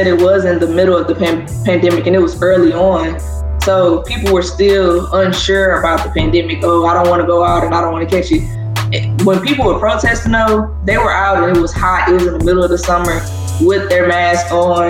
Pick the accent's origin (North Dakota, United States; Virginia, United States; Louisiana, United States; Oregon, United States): Louisiana, United States; Zachary; Growing up in Louisiana